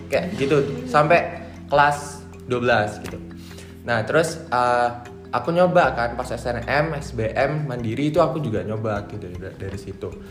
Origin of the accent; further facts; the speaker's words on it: Malang, East Java, Indonesia; angkatan 2021 asalnya dari Malang